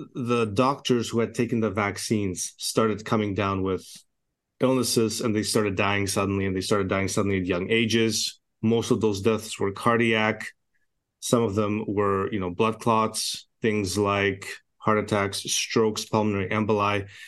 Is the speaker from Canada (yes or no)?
yes; Canada; also born or lived in Edmonton, Alberta; I'm a Canadian physician